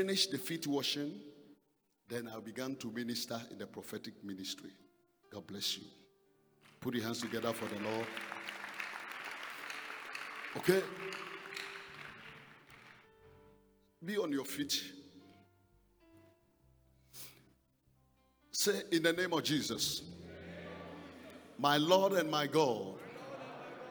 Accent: Ghana; I came from Ghana.

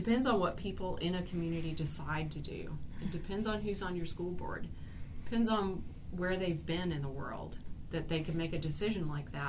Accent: Arkansas, United States; I'm from Arkansas, too, mm-hmm. and I'm a devoted Arkie. I'm proud of Arkansas. I'm proud of a lot of things of Arkansas, and I'm from a rural area. Kind of like Mountain Home.

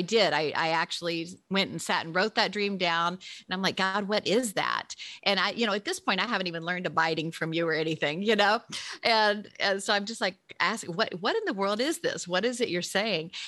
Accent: Memphis, Tennessee, United States; born or raised there; moved away

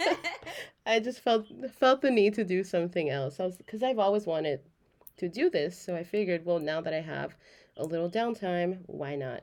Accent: Los Angeles, California, United States; Born and raised in Los Angeles, but Oaxaca to my core.

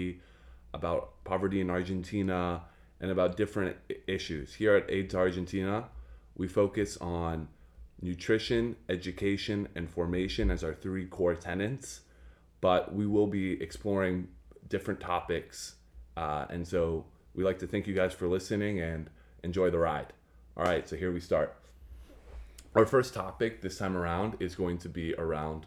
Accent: Washington, District of Columbia, United States; We're all from the Washington, D.C. area

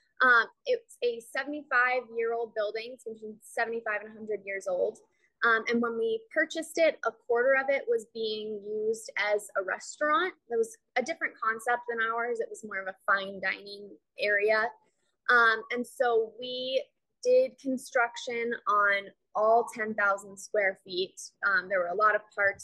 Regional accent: Sonoma, California, United States; moved away as an adult; now in Cascade, United States; we are from Northern California, Sonoma Valley

